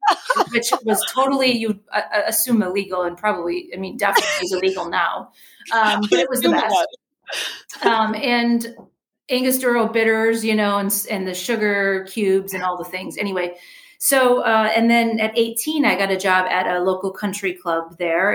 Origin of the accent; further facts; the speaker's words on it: Wisconsin, United States; moved away; I'm originally from Wisconsin.